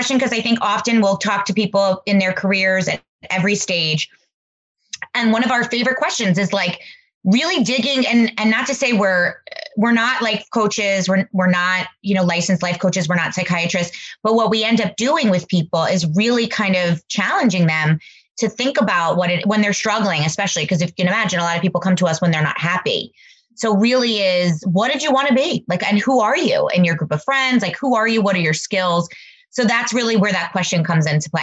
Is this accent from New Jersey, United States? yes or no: yes; New Jersey, United States; moved away as an adult; now in Fair Haven, United States; we didn't have a lot of carnivals growing up in North Jersey